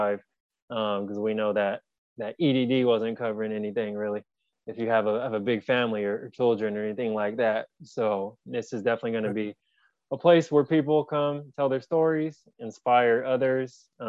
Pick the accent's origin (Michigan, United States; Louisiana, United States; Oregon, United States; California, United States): California, United States; San Jose; I'm actually from San Jose, California. So Northern California, Bay Area. That's where I was born and raised, currently reside.